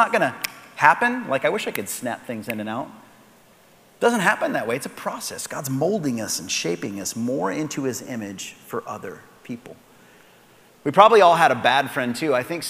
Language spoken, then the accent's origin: English; Soapstone, United States; where I grew up outside of Palmer was a place called Soapstone